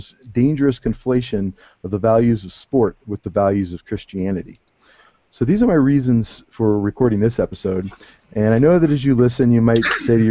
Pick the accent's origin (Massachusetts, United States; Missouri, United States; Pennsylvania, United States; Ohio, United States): Ohio, United States; Cleveland; moved away; I'm from Cleveland, which is, of course, a huge town for sports fandom, and I've spent almost all of my youth utterly obsessed with the local teams